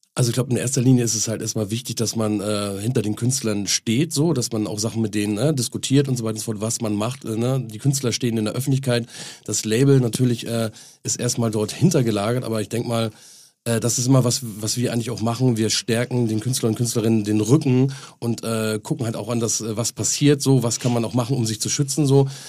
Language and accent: German; Henstedt-Ulzburg, Schleswig-Holstein, Germany; moved away; also born or lived in Hamburg; an meine äh, Geburtsstadt, Heinstedt-Ulzburg